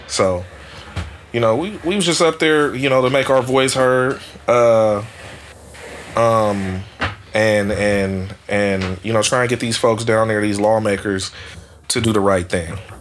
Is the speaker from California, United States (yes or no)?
yes; Oakland, California, United States; I grew up in East Oakland